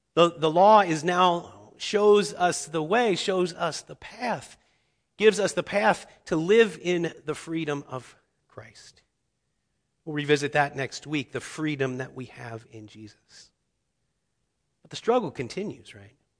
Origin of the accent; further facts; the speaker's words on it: Cincinnati, Ohio, United States; I grew up in Cincinnati, Ohio